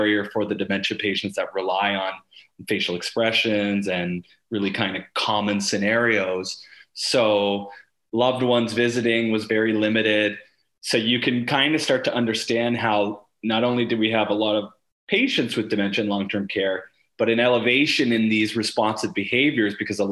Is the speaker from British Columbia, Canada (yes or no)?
no; Sarnia, Ontario, Canada; to be in my hometown and able to do research